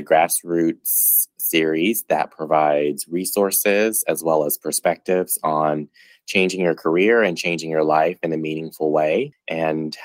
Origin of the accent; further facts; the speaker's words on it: Hickory, North Carolina, United States; moved away as an adult; also born or lived in England / Ireland; now in Washington, D.C., United States; I grew up in Hickory, North Carolina, and that's a small southern town